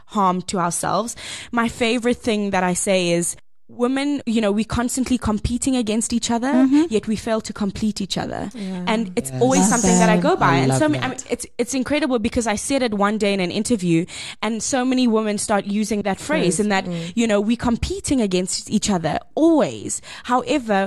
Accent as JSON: {"language": "English", "country": "South Africa"}